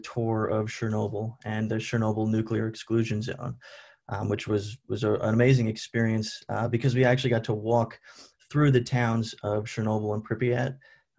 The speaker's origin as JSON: {"language": "English", "area": "Long Island", "region": "New York", "country": "United States", "said": "I'm a senior from Long Island, New York, science pre-professional major, so essentially pre-med. I live off campus now, but when I lived on campus, I was in Keenan Hall."}